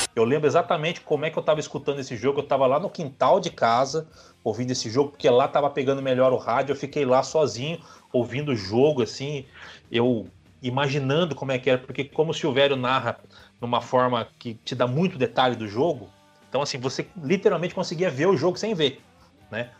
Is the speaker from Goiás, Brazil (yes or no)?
no; São Paulo, Brazil; a gente torce pro São José, nós que somos de São José